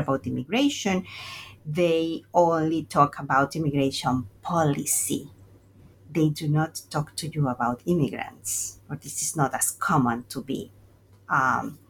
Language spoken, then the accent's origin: English; Veracruz, Mexico; moved away as an adult; also born or lived in Mexico City, Mexico / New York, United States; I'm from Veracruz, Mexico, and my first migration was internal